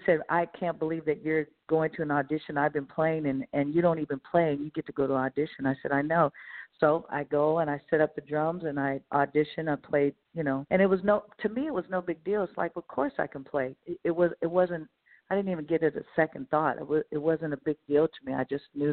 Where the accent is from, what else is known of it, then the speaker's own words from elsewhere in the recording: Bay Area, California, United States; growing up in the Bay Area, you know, listening to music